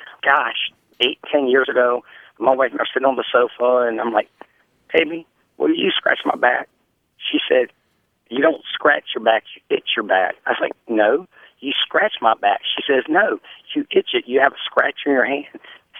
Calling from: Harrisonburg, Virginia, United States; Harrisonburg, Virginia.

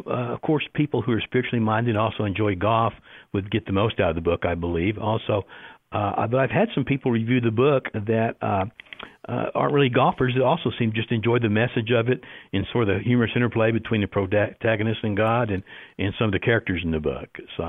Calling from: Las Cruces, New Mexico, United States; I'm in Las Cruces, New Mexico. We're having a very rare rainy day for us today.

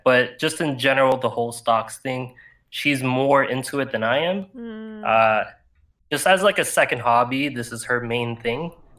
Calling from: Toronto, Ontario, Canada; Figured I'd just try to do it because I'm in from Toronto, so I don't think our hours are the same.

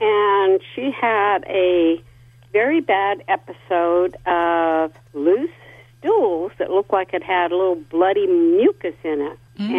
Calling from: San Luis Obispo, California, United States; San Luis Obispo.

